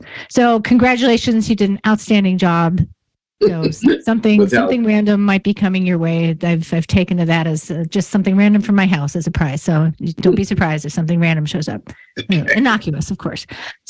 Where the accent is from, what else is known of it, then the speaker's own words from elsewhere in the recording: Elmira, New York, United States; also born or lived in Pittsburgh; So I grew up actually in Elmira, which is, you know, about an hour due west of you.